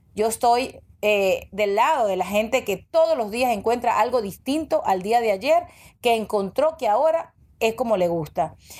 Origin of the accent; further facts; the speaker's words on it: Venezuela; moved away as an adult; now in United States; yo emigré a los 25 años, yo me fui de Venezuela